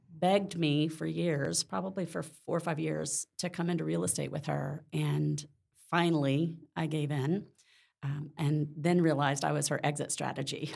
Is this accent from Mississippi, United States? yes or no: yes; Mississippi, United States; moved away as an adult; now in Orlando, United States; I was born in Mississippi, uh, grew up there, and moved to Orlando in '92